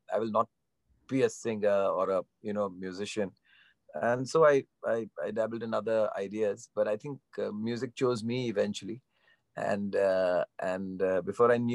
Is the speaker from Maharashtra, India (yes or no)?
yes; Mumbai, Maharashtra, India; growing up in Bandra, I was exposed to a lot of Western music